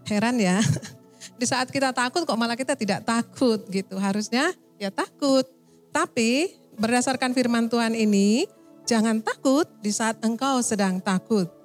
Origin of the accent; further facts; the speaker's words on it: Medan, North Sumatra, Indonesia; also born or lived in Aceh; Saya dari Medan, Sumatera.